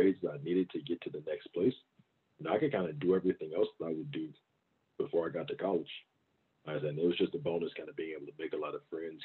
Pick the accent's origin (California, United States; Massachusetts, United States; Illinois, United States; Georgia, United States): Georgia, United States; Augusta; also born or lived in Baton Rouge, Louisiana; I grew up in Augusta, Georgia. It's about 2 hours east of Atlanta